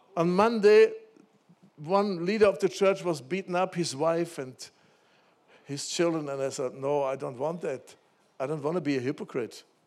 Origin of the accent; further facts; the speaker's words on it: Germany; when I grew up in Germany, after Second World War, my parents, they took me to church